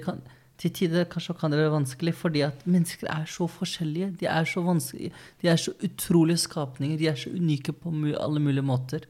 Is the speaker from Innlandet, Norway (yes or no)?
yes; Løten, Innlandet, Norway; moved away; also born or lived in Oslo; Jeg vokste opp på Løten. Alle kjente hverandre. Ja, det var før vi flyttet til Oslo da, 2009